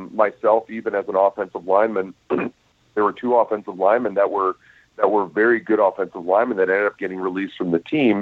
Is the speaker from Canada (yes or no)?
yes; Canada; we as Canadian players